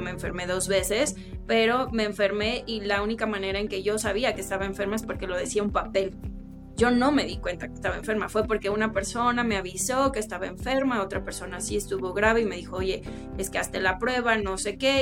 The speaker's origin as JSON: {"language": "Spanish", "town": "Chilpancingo", "region": "Guerrero", "country": "Mexico", "said": "yo soy chilpancingueña, yo soy de Guerrero"}